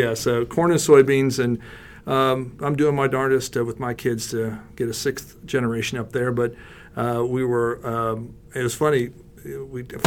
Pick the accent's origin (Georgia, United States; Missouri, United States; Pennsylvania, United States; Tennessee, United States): Missouri, United States; Maryville; I grew up as a fifth-generation farmer up in rural northwest Missouri outside of a town called Maryville